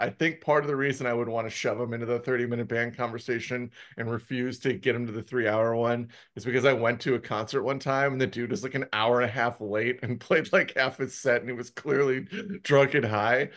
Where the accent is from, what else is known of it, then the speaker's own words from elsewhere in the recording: Milwaukee, Wisconsin, United States; now in Arizona, United States; I grew up in the Midwest. So I had summer fests back in Milwaukee